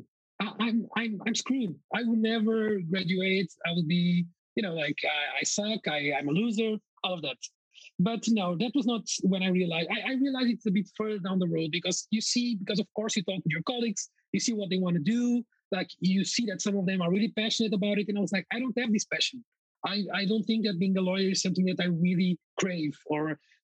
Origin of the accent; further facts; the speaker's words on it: Coimbra, Centro, Portugal; moved away as an adult; Coimbra, my hometown